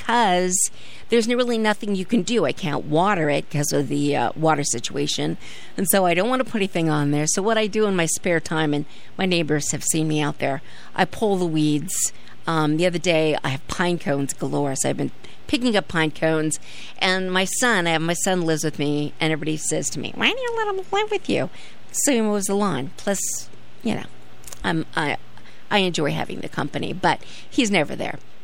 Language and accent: English; California, United States; now in Norwich, United States; As a Californian